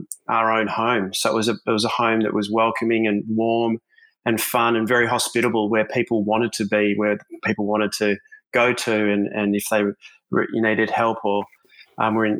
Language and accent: English; Melbourne, Victoria, Australia; now in Gold Coast, Australia; growing up in Melbourne with my family, I grew up without any siblings.